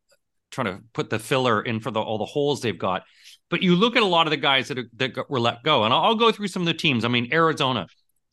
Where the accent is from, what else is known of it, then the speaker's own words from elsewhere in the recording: Canada; we're both from Canada